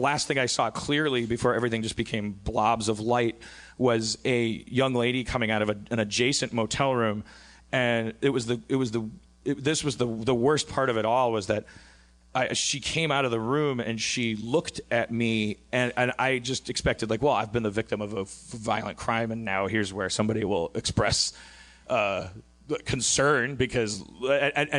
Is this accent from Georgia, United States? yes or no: no; Brown Deer, Wisconsin, United States; moved away; in my hometown of Brown Deer, Wisconsin